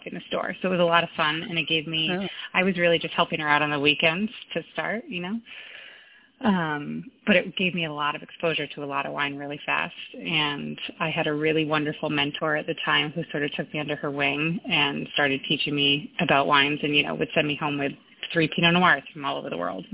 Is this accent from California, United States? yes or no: no; Cape Cod, Massachusetts, United States; moved away as an adult; also born or lived in Charleston, South Carolina; I grew up on Cape Cod